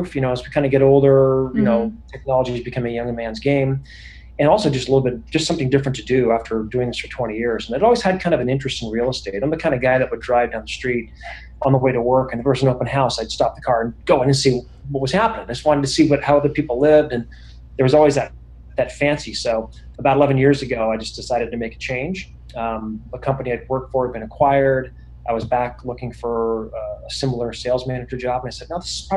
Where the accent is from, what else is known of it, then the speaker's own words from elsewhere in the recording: Bay Area, California, United States; I grew up in the Bay Area. I'm in Silicon Valley here